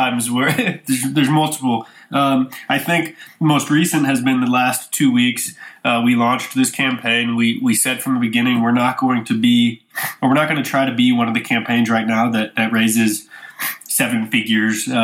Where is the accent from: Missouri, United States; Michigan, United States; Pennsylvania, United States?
Missouri, United States; St. Louis; I grew up in St. Louis, Missouri